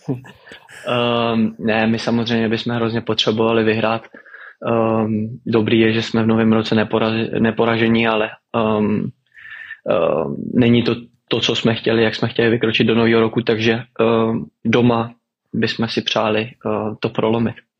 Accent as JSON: {"language": "Czech", "country": "Czechia", "also_born_or_lived": "Netherlands", "moved": "yes"}